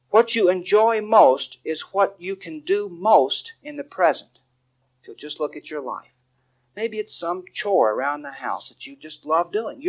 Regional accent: Texas, United States; David and I, we grew up in Texas

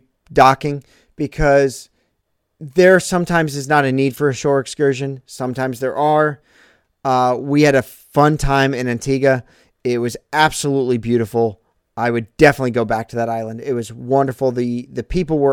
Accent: St. Louis, Missouri, United States; I'm from St. Louis

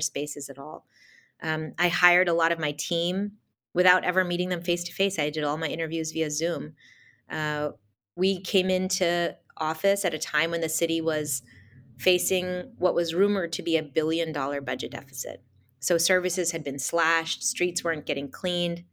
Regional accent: United States; born or raised there; also born or lived in India / Boston; now in Los Angeles, United States

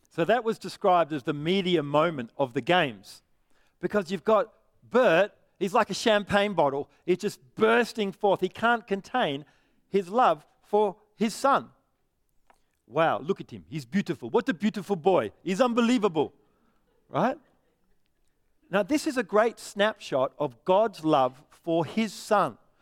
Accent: Perth, Western Australia, Australia; I'm from Perth.

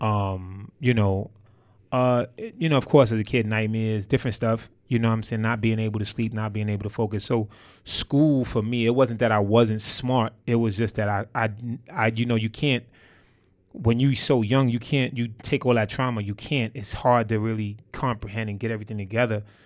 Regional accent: New York City, New York, United States; I'm from Harlem, New York City. Um, you know, uh, Polo Ground Projects to be exact

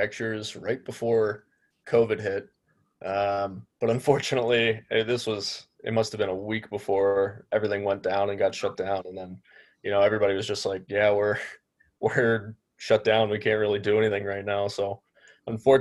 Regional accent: Pittsburgh, Pennsylvania, United States; moved away as an adult; also born or lived in Detroit area, Michigan; now in Detroit, United States; I'm initially from Pittsburgh. Grew up a Pens fan, and then for college, I ended up moving out to the Detroit area

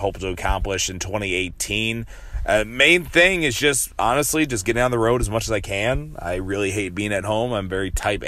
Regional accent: La Crosse, Wisconsin, United States; in La Crosse, Wisconsin. My hometown, my stomping ground

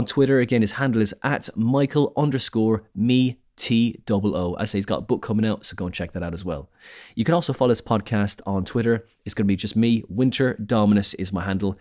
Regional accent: Skibbereen, Munster, Ireland; my hometown of Skibbereen

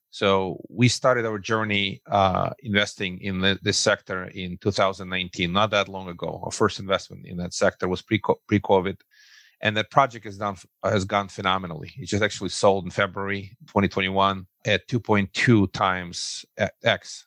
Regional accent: Russia; English is a second language; moved away as an adult; now in Brooklyn, United States; originally, I'm uh, an immigrant from the former Soviet Union. So I, I, say I come from Russia

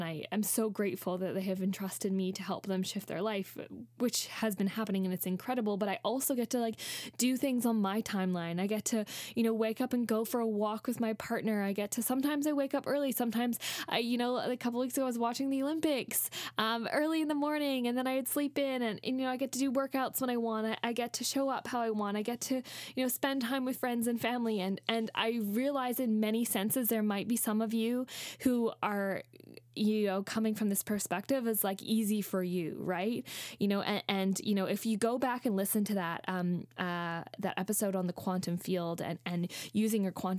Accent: Australia; also born or lived in Canada; I'm white. I'm a white person. I grew up in Canada and then Australia

